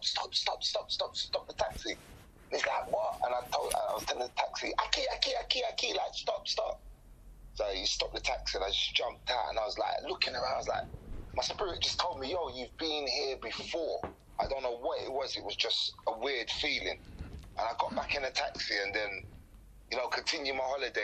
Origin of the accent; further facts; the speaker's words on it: London, United Kingdom; moved away; also born or lived in Peterborough / Dominican Republic; growing up in Tottenham, leaving Tottenham, moving to Peterborough